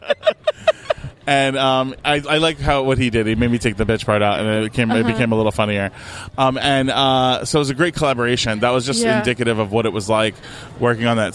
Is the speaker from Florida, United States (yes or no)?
yes; Fort Lauderdale, Florida, United States; moved away as an adult; also born or lived in Brooklyn, New York; now in Los Angeles, United States; I went to elementary, middle, and high here